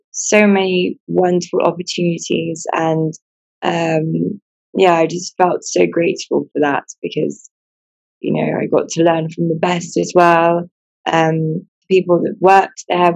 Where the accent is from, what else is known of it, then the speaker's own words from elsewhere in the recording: Buckinghamshire, South East England, United Kingdom; moved away as an adult; now in Sierra Leone; I was born and raised in England, and I went to school in Buckinghamshire